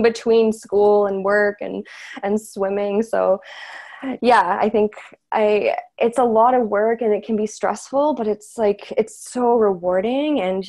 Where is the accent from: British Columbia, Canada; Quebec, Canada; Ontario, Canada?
Ontario, Canada; Courtice; also born or lived in Haliburton; now in Toronto, Canada; I grew up in Curtis